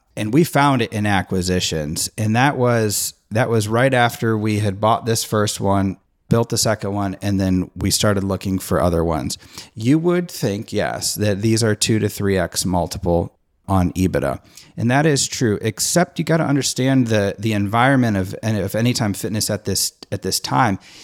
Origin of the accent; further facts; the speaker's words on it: Nashville, Tennessee, United States; I'm from the Nashville area